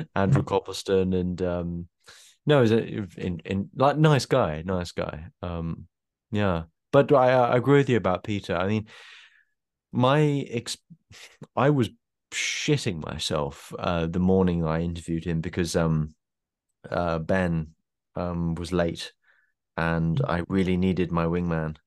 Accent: South East England, United Kingdom; I I'm very much from the south of England, southeast of England

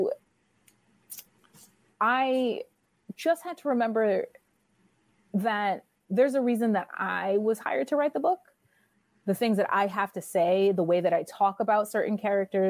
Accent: New York City, New York, United States; I grew up in New York City

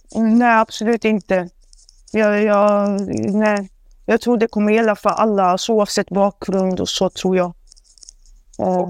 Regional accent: Sweden; jag är född och uppvuxen i Sverige

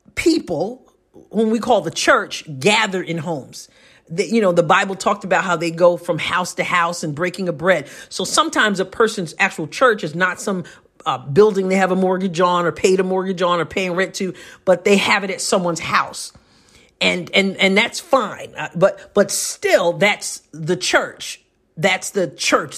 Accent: New York, United States; moved away as an adult; now in Southeast Missouri, United States; I'm a New Yorker, born and raised.

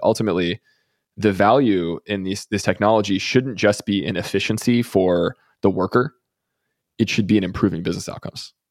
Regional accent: Texas, United States; I'm from Texas

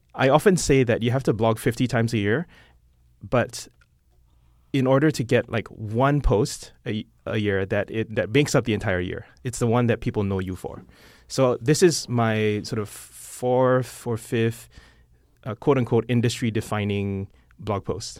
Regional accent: Singapore; moved away as an adult; now in San Francisco, United States; I'm not American. I'm Singaporean

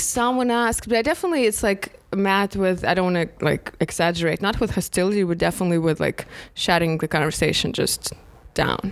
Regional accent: Moscow, Russia; moved away; we came from Moscow

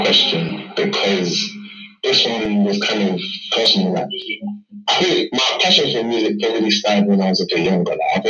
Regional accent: London, United Kingdom; I'm a musician from London, East London, and I'm speaking to you guys from the UK.

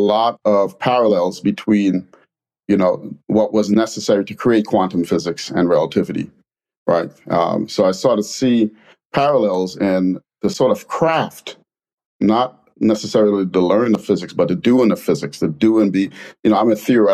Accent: New York City, New York, United States; moved away; also born or lived in Trinidad and Tobago / London; coming from immigrating from Trinidad and Tobago, moving to the Bronx, growing up in the Bronx and living in a black part of London

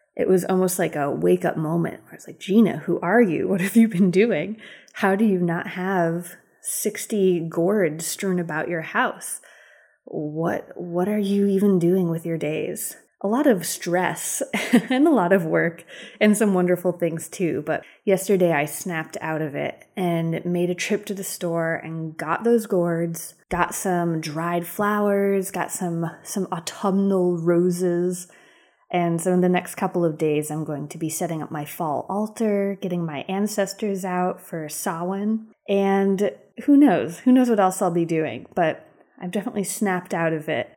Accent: Western Massachusetts, United States; now in Durham, United States

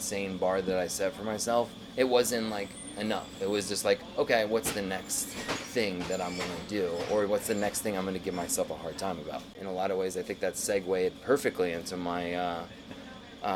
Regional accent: New York City, New York, United States; I was born in Brooklyn

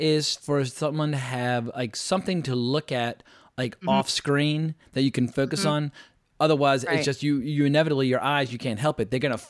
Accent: the South, United States; I'm from the South

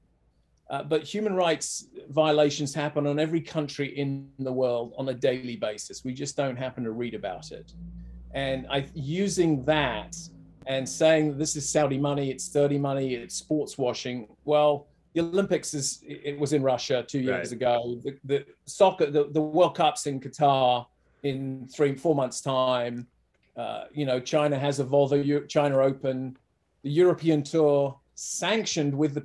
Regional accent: England, United Kingdom; I don't know if you can tell, but I'm from England.

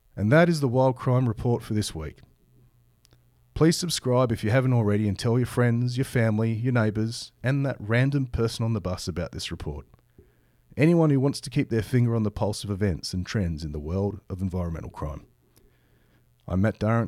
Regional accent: Australia; my home country of Australia

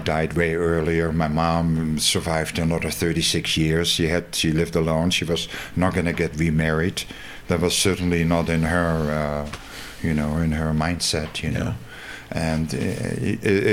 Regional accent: Breda, North Brabant, Netherlands; moved away as an adult; now in Crestone, United States; my mom was born in Zundert, which is near Breda, my hometown

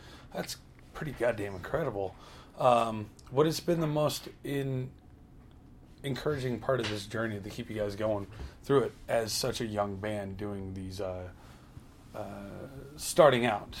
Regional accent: Louisiana, United States; my hometown in Louisiana.

